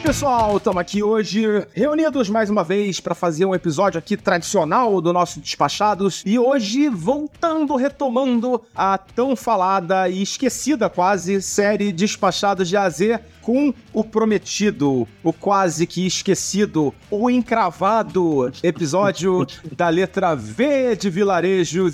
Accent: Brazil; nós somos brasileiros

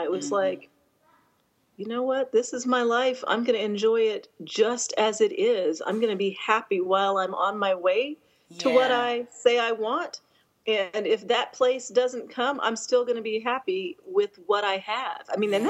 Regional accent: Denver, Colorado, United States; now in Atlanta, United States; I grew up in Colorado from the age of 10. My dad was mm-hmm. stationed there. I'm an Air Force brat. And so I consider that where I grew up.

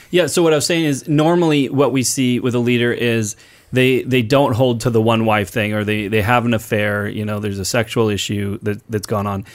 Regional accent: Portland, Oregon, United States; when I was growing up in Portland

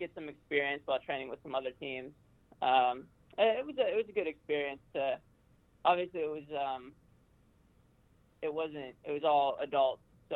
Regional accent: Austin, Texas, United States; moved away; I grew up in Austin

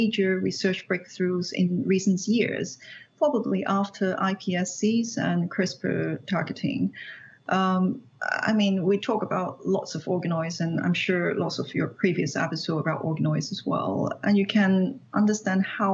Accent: Hong Kong; moved away as an adult; I was born and raised in Hong Kong. I did my PhD in Hong Kong

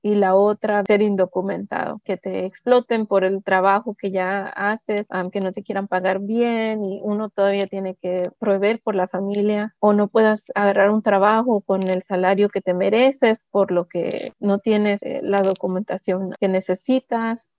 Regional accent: Nahuatzen, Michoacán, Mexico; also born or lived in California, United States; now in Tacoma, United States; yo soy de Nahuatl

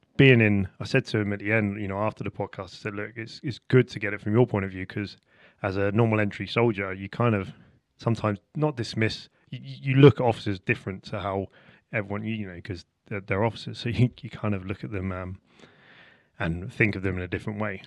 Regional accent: Portsmouth, South East England, United Kingdom; I'm from Portsmouth

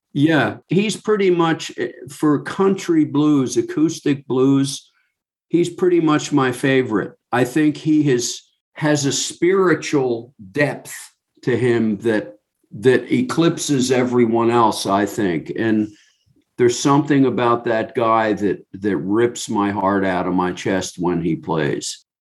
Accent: New Jersey, United States; I'm from New Jersey, I'm not from Great Britain

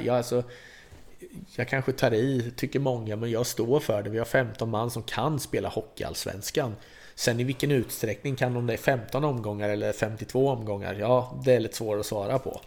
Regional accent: Vimmerby, Kalmar County, Sweden; Här är ändå Vimmerby, det är min hemort.

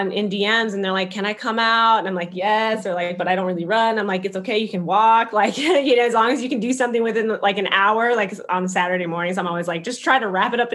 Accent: Minneapolis, Minnesota, United States; moved away as an adult; now in Chicago, United States; I'm from Minneapolis, Minnesota originally

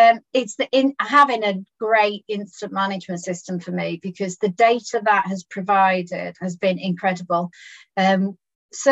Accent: Birkenhead, North West England, United Kingdom; I was born in Birkenhead.

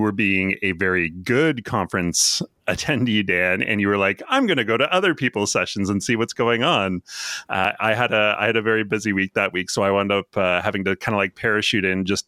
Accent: Canada; I'm Canadian, too.

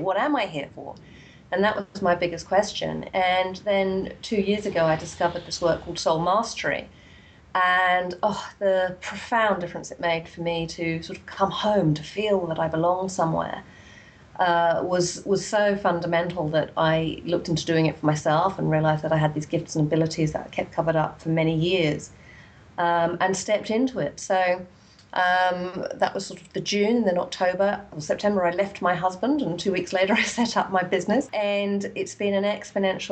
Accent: England, United Kingdom; I grew up in England in quite a dysfunctional family

